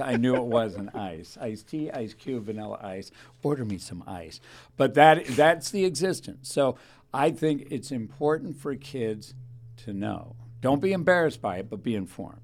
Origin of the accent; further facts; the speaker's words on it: Thousand Oaks, California, United States; I was raised in Thousand Oaks